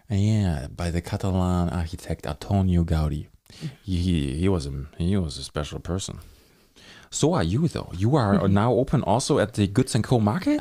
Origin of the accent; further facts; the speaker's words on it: Germany; now in Thunder Bay, Canada; In Germany, I'm from Germany